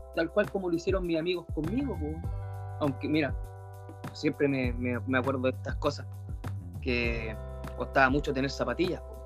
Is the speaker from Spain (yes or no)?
no; Concepción, Biobío, Chile; yo comencé a andar en skate en Concepción. Soy de allá en realidad, nací en Concepción... Eh, en un barrio de calles de tierra